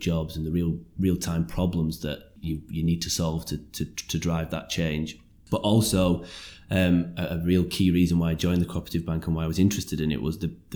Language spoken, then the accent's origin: English; Lancashire, North West England, United Kingdom; also born or lived in West Yorkshire; I'm from Lancashire originally, and I studied in West Yorkshire.